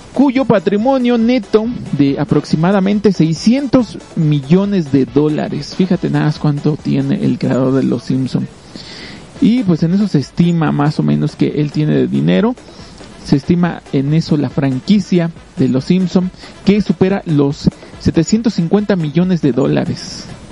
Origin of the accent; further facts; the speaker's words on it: Mexico; como mexicanos pues tenemos la costumbre de, de tratar de ayudar